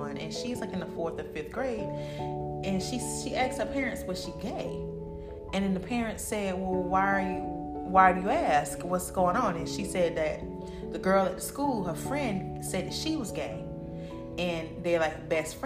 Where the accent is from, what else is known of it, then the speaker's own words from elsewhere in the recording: Jacksonville, Florida, United States; Jacksonville, Florida, my hometown